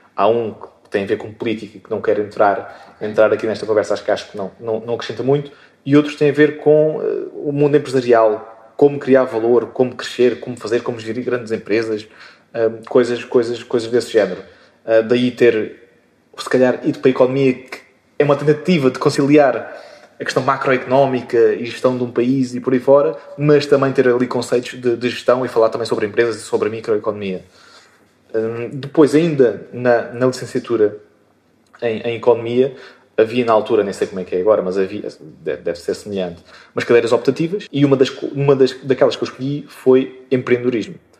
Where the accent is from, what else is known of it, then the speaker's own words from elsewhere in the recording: Moita, Setúbal, Portugal; sou, sou português e, e moitense. Moitense, chamada moita do Ribatejo, mas que, na verdade fica na, na Extremadura, ehm, na, agora conhecida margem sul da, da Grande Lisboa